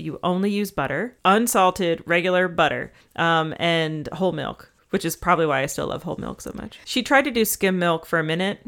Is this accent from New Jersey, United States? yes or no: no; Georgia, United States; growing up in Georgia